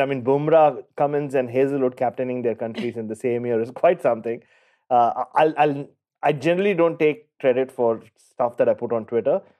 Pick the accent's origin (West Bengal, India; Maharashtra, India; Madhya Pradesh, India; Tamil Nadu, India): Maharashtra, India; Mumbai; I grew up in Mumbai